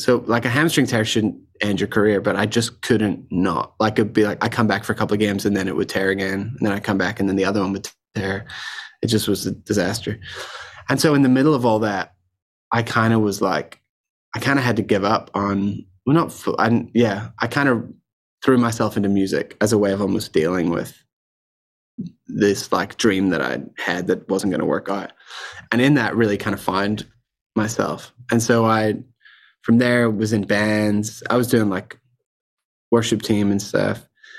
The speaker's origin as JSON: {"language": "English", "country": "Ireland", "tie": "born or raised there", "said": "Okay, so I grew up in Ireland around a very musical family. We were in the Salvation Army."}